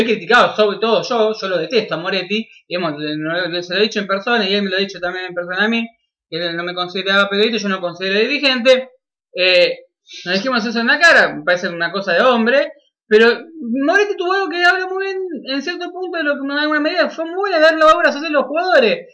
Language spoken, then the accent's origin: Spanish; Argentina; como argentino